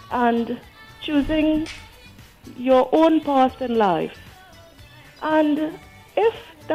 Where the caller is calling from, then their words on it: United Kingdom; moved away; also born or lived in Trinidad and Tobago; I am calling from the UK.